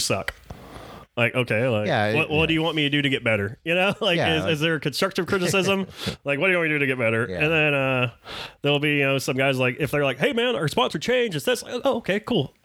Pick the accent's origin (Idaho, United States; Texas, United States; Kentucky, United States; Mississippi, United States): Texas, United States; Burleson; Burleson, my hometown